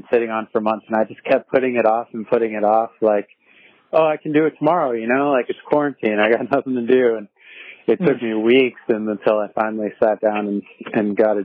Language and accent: English; San Diego, California, United States; moved away as an adult; now in Portland, United States; I grew up in San Diego, me and Ruben both, and, I moved up here a couple of years ago